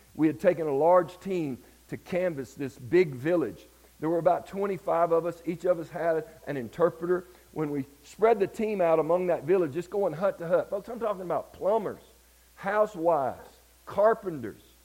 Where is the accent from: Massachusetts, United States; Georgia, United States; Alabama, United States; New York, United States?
Georgia, United States; Deep Step; I grew up in Deep Step, Georgia